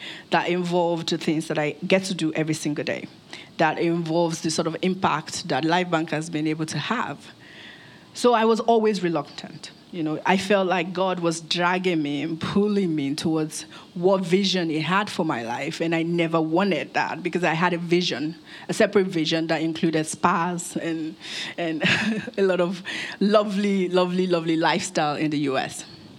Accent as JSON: {"language": "English", "country": "Nigeria", "tie": "born or raised there", "also_born_or_lived": "United States", "said": "I grew up here in Nigeria. I was born in Nigeria. Moved to the US with my family, grew up there, completed my education"}